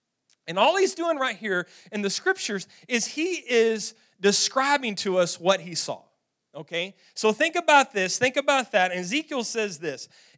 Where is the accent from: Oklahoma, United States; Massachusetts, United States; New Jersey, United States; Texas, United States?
Texas, United States; Roaring Springs; We grew up in Roaring Springs, Texas. Roaring Springs has a natural spring-fed swimming pool